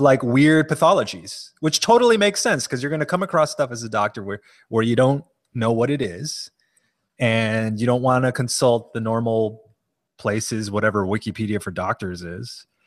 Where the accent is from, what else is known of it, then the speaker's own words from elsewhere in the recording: Hawaii, United States; moved away; also born or lived in New Haven; I'm from Hawaii